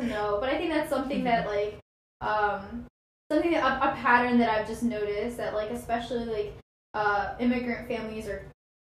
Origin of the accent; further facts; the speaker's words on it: United States; I was born in the United States, so, like, yes, like, I'm Indian